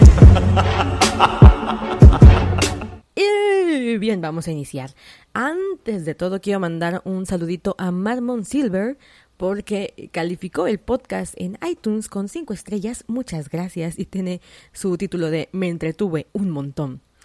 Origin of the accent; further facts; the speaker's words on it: Mexico; yo soy de México